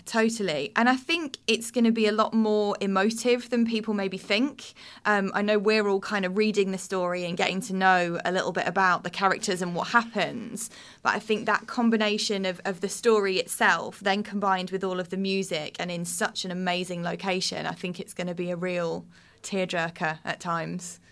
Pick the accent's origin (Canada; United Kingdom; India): United Kingdom; the Southeast, South East England; moved away as an adult; also born or lived in Birmingham; I'm originally born and raised in the Southeast